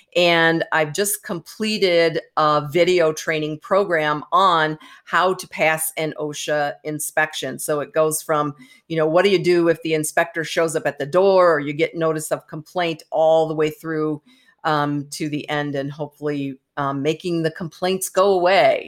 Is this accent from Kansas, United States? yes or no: no; Michigan, United States; Michigan, for example, my home state